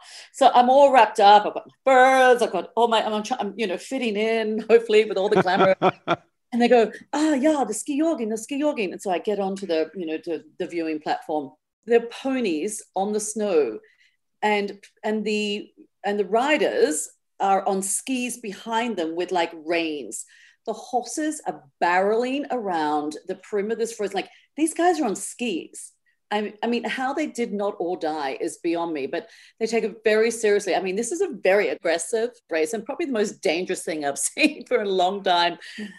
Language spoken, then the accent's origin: English; Australia; And I didn't grow up skiing. I mean, as an Australian, you know, it's always been more about the après for me